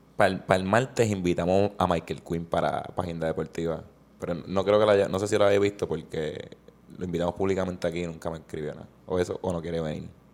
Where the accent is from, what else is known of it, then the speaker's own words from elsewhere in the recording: Puerto Rico; como patrono puertorriqueño